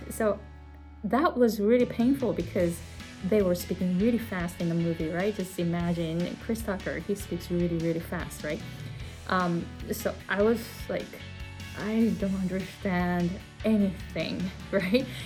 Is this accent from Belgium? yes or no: no; Japan; English is a second language; moved away as an adult; also born or lived in California, United States; now in Hawaii, United States; I came to the US from Japan at the age of 23 and I didn't speak English.